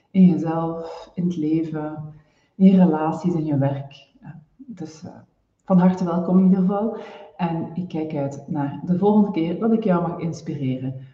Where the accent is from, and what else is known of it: Flanders, Belgium; now in Netherlands